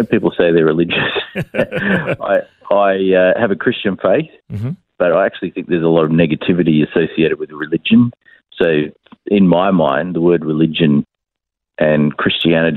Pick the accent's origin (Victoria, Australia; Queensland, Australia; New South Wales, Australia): Queensland, Australia; Brisbane; born here in Brisbane. I was born in the Royal Brisbane Women's Hospital